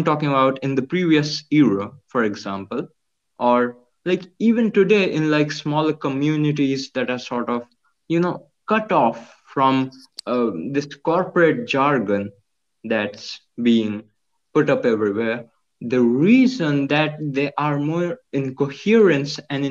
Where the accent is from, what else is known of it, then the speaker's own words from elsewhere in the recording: Jajpur, Odisha, India; now in Bhubaneswar, India; I'm in Bhubaneswar. It's the capital of Odisha, which obviously is a state in India. And my childhood has been in an industrial town called Jajpur that's 100 kilometers away